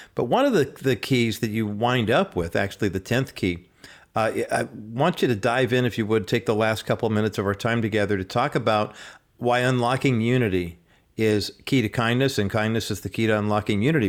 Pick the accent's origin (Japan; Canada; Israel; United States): United States; Whittier, California; They were neighbors when we were growing up in Whittier, and I was two, and Linda was four when we moved into that neighborhood